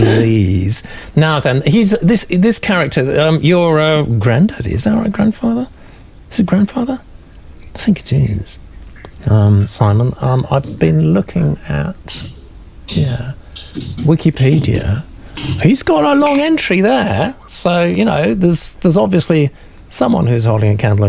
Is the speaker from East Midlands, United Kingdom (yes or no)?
no; Norfolk, East of England, United Kingdom; where I grew up in Norfolk